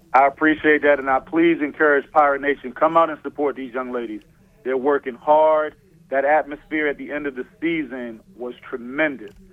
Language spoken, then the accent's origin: English; Baltimore, Maryland, United States; I was born and raised in Baltimore.